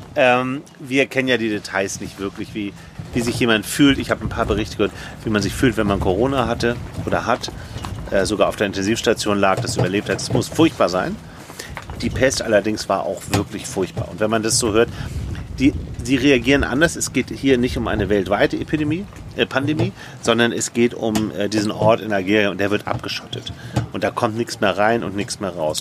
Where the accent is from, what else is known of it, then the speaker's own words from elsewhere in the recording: Hamburg, Germany; ich bin in Hamburg aufgewachsen.